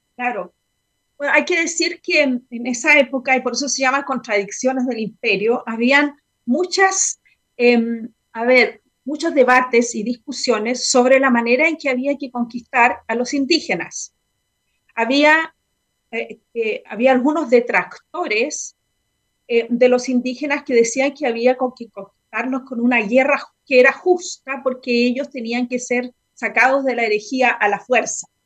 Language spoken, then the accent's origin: Spanish; Concepción, Biobío, Chile; yo vengo de Concepción